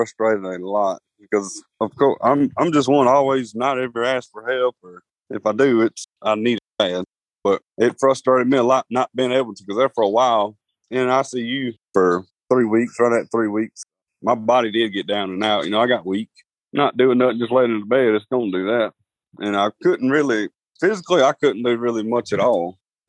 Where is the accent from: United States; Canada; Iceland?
United States; the South; You know, I like food. I'm from the South.